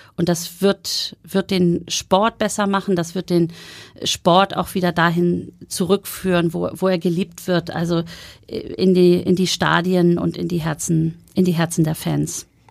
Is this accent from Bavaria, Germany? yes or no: no; Schleswig-Holstein, Germany; moved away as an adult; now in Hamburg, Germany; Meine Eltern wohnen ja immer noch in Bargteheide. Ich bin in Schleswig-Holstein aufgewachsen